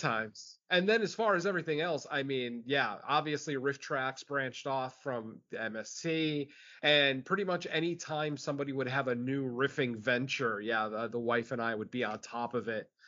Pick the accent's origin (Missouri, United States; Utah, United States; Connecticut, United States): Connecticut, United States; Um, unfortunately, I didn't get Svengoolie growing up in Connecticut.